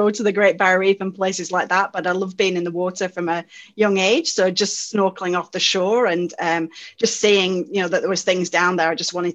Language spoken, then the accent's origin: English; United Kingdom; moved away as an adult; now in Australia; it's difficult to tell from my accent, but I'm actually from the UK